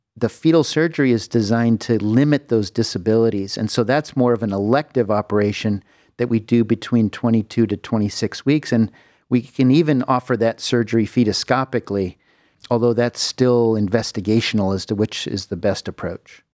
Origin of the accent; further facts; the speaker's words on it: Southern California, United States; moved away as an adult; also born or lived in San Francisco, United States / Houston, Texas, United States; now in Cleveland, United States; I grew up in Southern California